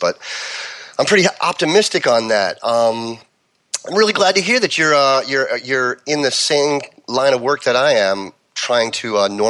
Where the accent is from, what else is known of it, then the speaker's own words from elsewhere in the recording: Westchester, New York, United States; also born or lived in Long Island, New York / Manhattan, New York; now in California, United States; Well, I actually was born on the island and grew up in Westchester